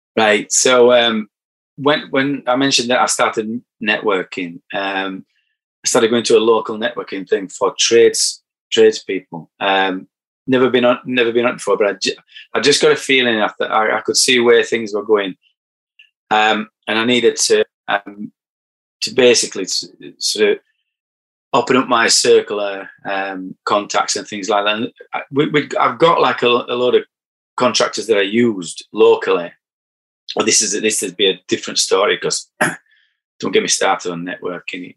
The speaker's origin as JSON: {"language": "English", "town": "Barnsley", "region": "Yorkshire and the Humber", "country": "United Kingdom", "accent": "broad", "said": "I'm from Barnsley"}